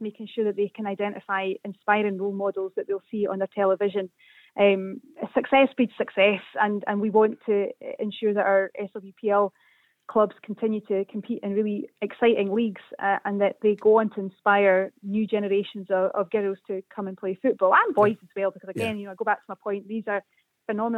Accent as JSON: {"language": "English", "town": "Perth", "region": "Scotland", "country": "United Kingdom", "tie": "born or raised there", "said": "When I was growing up in Perth, easily go to McDermott Park on a Saturday at 3 o'clock and knew that football was on."}